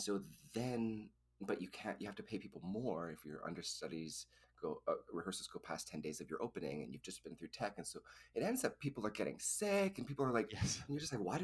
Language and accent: English; Edmonton, Alberta, Canada; moved away; I'm from Edmonton